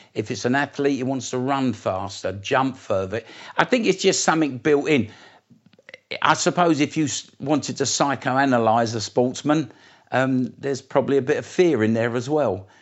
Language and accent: English; Essex, East of England, United Kingdom; also born or lived in East End of London; I come from Essex originally, uh, just outside London. My roots are in the east end of London, um, but I lived in Essex